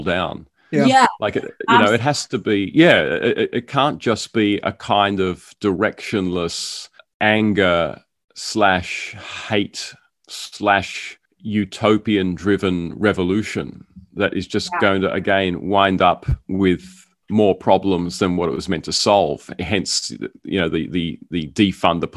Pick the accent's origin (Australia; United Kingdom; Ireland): Australia; the suburb that I grew up in here in Australia